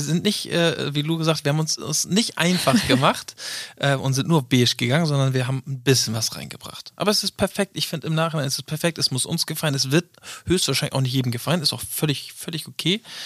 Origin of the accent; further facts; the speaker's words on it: Northern Germany, Germany; ich komme aus dem Norden